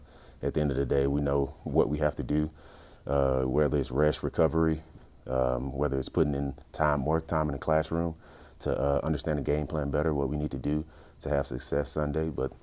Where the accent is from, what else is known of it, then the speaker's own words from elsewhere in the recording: Chicago, Illinois, United States; Oh, well, I mean, I came from Chicago, so Chicago was known for defense.